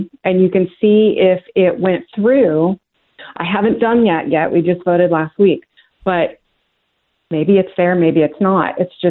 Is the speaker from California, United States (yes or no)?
yes; California, United States; moved away as an adult; now in North Georgia, United States; But as far as California, I lived there all my life. I voted in every election since I was old enough to vote, which was Reagan. I'm 60 now.